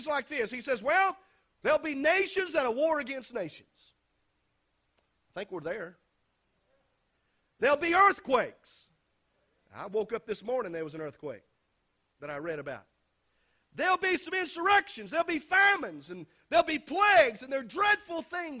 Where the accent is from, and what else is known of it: United States; born or raised there